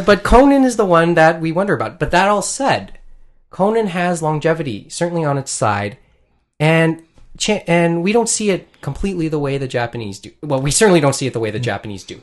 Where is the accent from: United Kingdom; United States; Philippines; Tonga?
Philippines; I'm Filipino